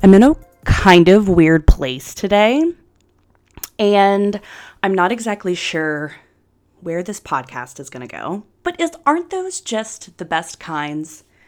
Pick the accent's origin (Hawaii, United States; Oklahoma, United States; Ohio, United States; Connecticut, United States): Ohio, United States; Anderson Township; growing up in Anderson